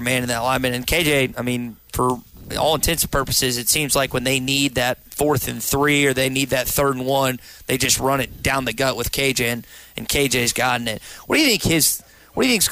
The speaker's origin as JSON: {"language": "English", "region": "Arkansas", "country": "United States", "tie": "born or raised there", "said": "I've growing up in Arkansas"}